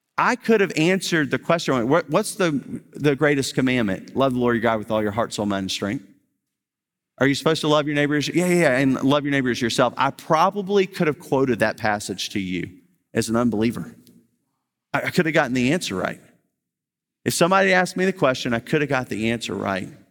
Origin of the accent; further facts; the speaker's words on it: Baton Rouge, Louisiana, United States; I'm from Baton Rouge